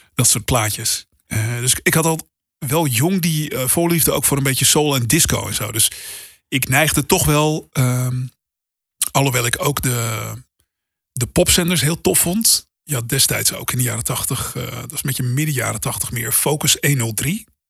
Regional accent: Hoorn, North Holland, Netherlands; wij verhuisden toen ik een jaar of tien was naar Horen. Dus 30 eh, kilometer boven Amsterdam.

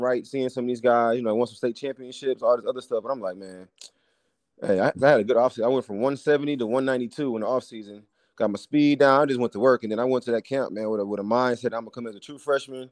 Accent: Flint, Michigan, United States; moved away as an adult; also born or lived in Kansas City / Dallas; I grew up in Flint, Michigan, playing basketball

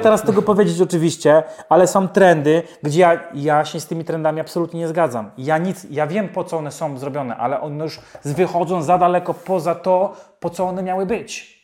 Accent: Poland; moved away as an adult; now in United Kingdom; jestem nauczony jako Polak z krwi i kości, bo mogę mieszkać w UK 100 lat, ja zawsze będę y, Polakiem

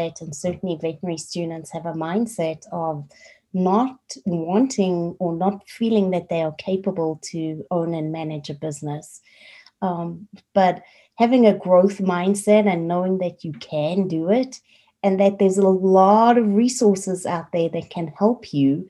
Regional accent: South Africa; moved away as an adult; also born or lived in Colorado, United States / Prescott, Arizona, United States; now in United States; I am originally from South Africa

